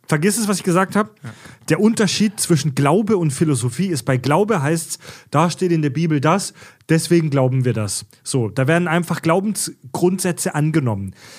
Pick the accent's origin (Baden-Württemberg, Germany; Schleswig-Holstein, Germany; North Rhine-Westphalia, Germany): Baden-Württemberg, Germany; Kieselbronn; ich komme aus Kieselbronn ja, in der Nähe von Pforzheim